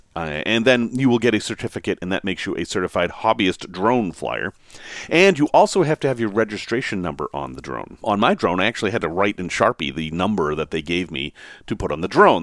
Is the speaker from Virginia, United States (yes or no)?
no; Massachusetts, United States; Growing up in Massachusetts